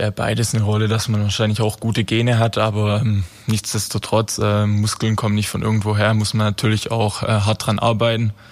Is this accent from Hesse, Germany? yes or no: no; Baden-Württemberg, Germany; Ich komme ursprünglich komme ich äh, nähe Heilbronn aus Heukheim.